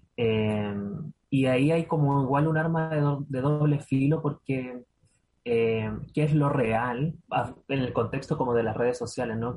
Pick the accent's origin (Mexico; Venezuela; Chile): Chile; Chillán, Ñuble; yo soy oriunda, de Chillán